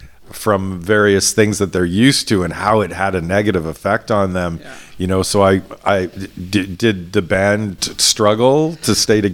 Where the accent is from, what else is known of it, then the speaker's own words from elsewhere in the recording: Toronto, Ontario, Canada; also born or lived in Vancouver; Well, I have to say, I only lived in Vancouver for 3 years, and I came from Toronto, and I found the live music venue availability quite, you know, stark.